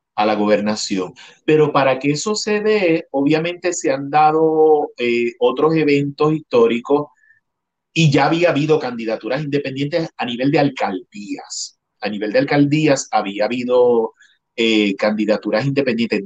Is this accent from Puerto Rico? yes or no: yes; Puerto Rico; moved away; mi identidad como puertorriqueño